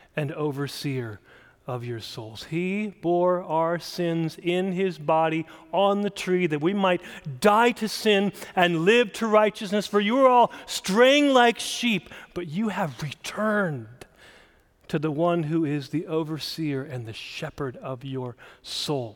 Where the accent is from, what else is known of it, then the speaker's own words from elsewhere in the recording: South Dakota, United States; I grew up in South Dakota